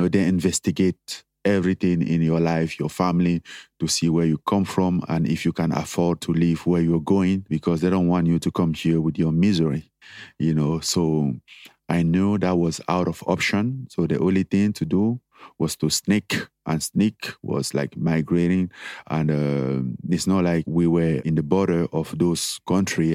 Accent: Cameroon; moved away as an adult; growing up in Cameroon

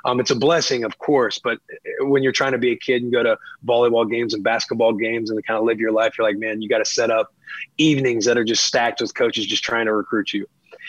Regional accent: Bonne Terre, Missouri, United States; Small town. Yeah, small town. We had about 5,000 people. Our closest airport was an hour 20 away in St. Louis.

